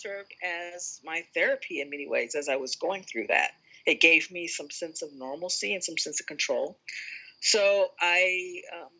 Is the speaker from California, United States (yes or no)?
yes; Los Angeles, California, United States; Growing up in Los Angeles